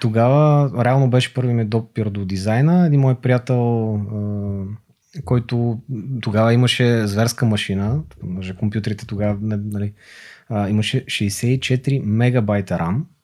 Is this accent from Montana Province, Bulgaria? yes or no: yes; Montana, Montana Province, Bulgaria; moved away as an adult; also born or lived in Gabrovo; now in Sofia, Bulgaria; роден съм в София, отраснал съм в Монтана, учил съм в Габро, след това се върнах в София